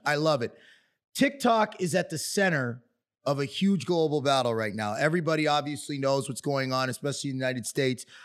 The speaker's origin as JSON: {"language": "English", "country": "Canada", "moved": "yes", "said": "as a Canadian"}